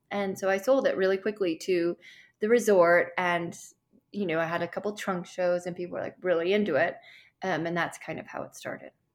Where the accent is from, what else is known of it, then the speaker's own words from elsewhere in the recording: Chicago, Illinois, United States; I grew up in Chicago, um, which is very cold in the winters